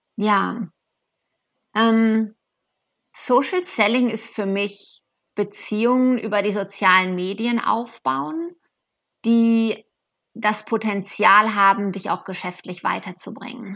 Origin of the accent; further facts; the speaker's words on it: Germany; moved away as an adult; now in United States; ich selber bin aus Deutschland